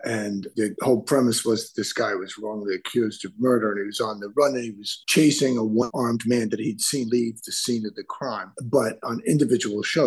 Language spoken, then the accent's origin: English; New York City, New York, United States; I was born and raised in the Bronx in a working class neighborhood